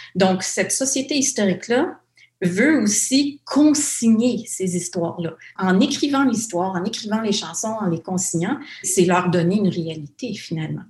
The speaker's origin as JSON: {"language": "French", "area": "the North", "region": "Ontario", "country": "Canada", "said": "je viens du Nord"}